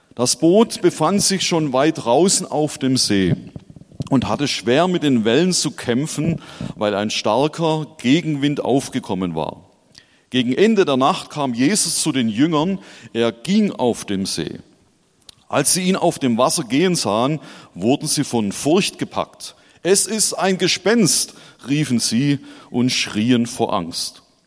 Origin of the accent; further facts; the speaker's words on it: Schorndorf, Baden-Württemberg, Germany; now in Hesse, Germany; ich bin tatsächlich in Schorndorf geboren und aufgewachsen